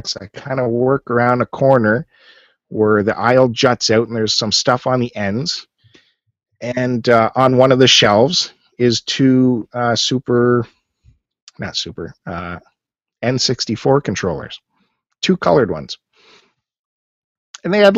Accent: Canada; all of us being Canadian

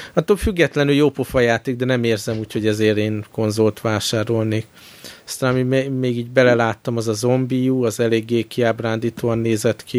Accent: Hungary; csak magyarok vagyunk

